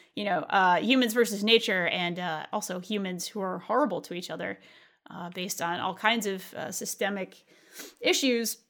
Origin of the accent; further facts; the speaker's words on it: New England, United States; also born or lived in California; growing up in New England, uh, and with all of its maritime traditions